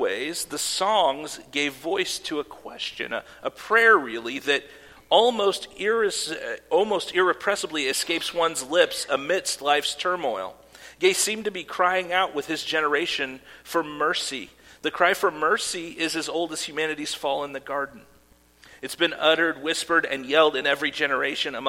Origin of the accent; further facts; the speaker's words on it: Iowa, United States; I grew up in Iowa, but my mom is originally from northern Mississippi